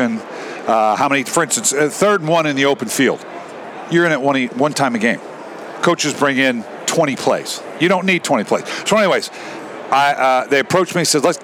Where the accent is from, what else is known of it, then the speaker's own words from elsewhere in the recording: Los Angeles, California, United States; I grew up in L.A.